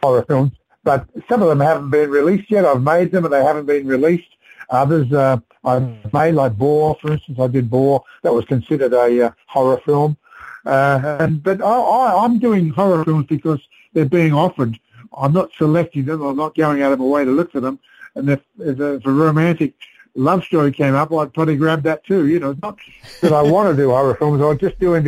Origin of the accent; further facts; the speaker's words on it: South Australia, Australia; moved away; also born or lived in Sydney; I came from South Australia originally, but I was living in Sydney on and off